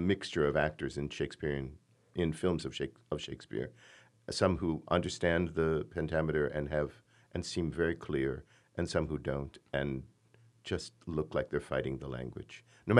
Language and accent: English; Michigan, United States; "Where are you from?" And I would say, "Michigan."